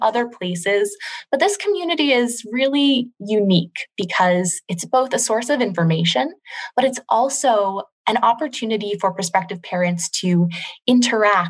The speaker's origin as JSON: {"language": "English", "region": "Maryland", "country": "United States", "also_born_or_lived": "New Orleans, Louisiana", "moved": "as an adult", "said": "I'm originally from Maryland"}